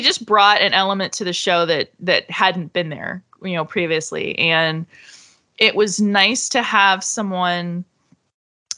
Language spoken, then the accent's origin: English; Florida, United States; I'm from Florida